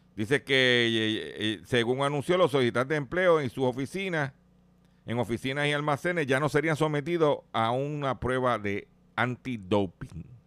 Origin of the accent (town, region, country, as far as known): Puerto Rico